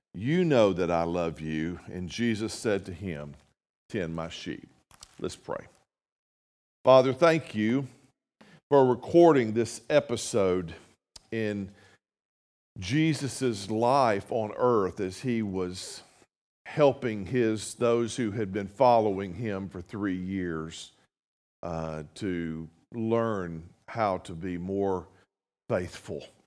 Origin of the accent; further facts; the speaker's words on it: North Mississippi, United States; moved away as an adult; now in Jefferson City, United States; I'm from North Mississippi